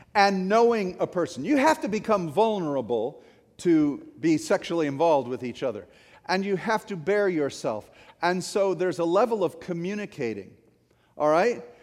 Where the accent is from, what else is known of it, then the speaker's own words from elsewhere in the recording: St. Clair Shores, Michigan, United States; I grew up in Saint Clair Shores, hockey town, right?